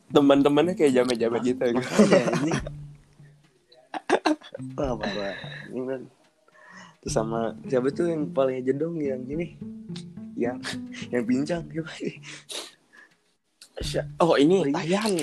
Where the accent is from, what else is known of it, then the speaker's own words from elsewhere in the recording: Pontianak, West Kalimantan, Indonesia; gue dari Pontianak loh jauh